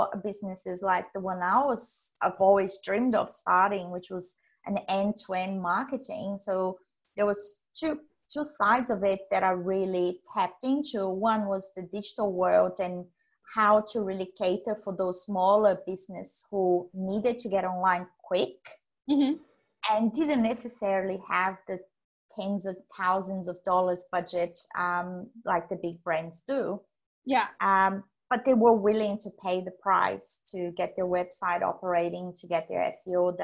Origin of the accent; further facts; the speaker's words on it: Brazil; moved away as an adult; now in Australia; I was born in Brazil